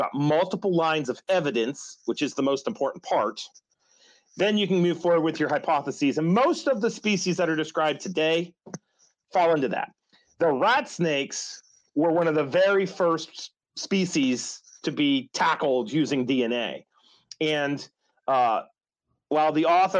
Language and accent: English; West Virginia, United States; West Virginia, I can talk about my home state here